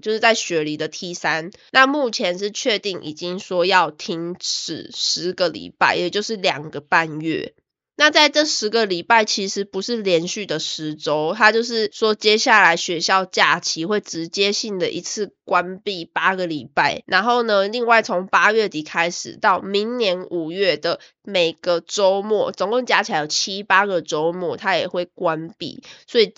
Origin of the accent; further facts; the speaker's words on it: Taiwan; now in Australia; 身为一个台湾人